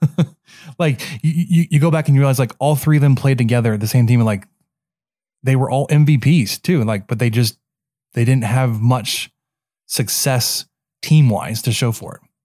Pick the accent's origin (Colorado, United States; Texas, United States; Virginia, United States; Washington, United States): Texas, United States; Dallas; growing up in Dallas, kind of grew up a Dallas fan